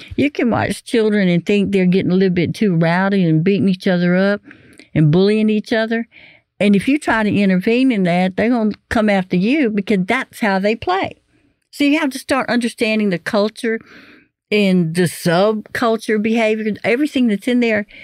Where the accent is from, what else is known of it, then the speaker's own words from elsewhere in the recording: Beaumont, Texas, United States; I grew up in the Beaumont area